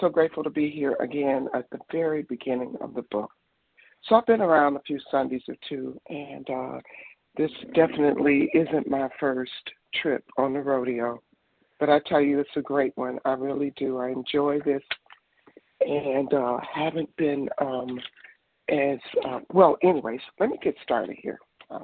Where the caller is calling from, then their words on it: Detroit, Michigan, United States; I'm calling from Michigan, Detroit.